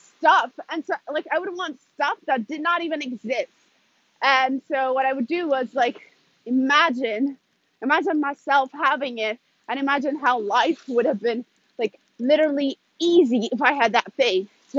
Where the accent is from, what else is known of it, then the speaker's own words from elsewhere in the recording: Ethiopia; also born or lived in Sweden; now in Italy; like I said in the beginning. I'm originally from Ethiopia, but currently I live in Italy, and I have moved around a lot. I've lived a little bit in, like, around Europe, a few years in Sweden.